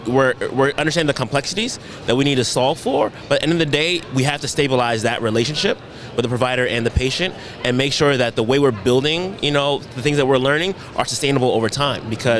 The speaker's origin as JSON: {"language": "English", "town": "Richmond", "region": "California", "country": "United States", "tie": "born or raised there", "moved": "yes", "said": "Richmond, California. Richmond. That's my hometown."}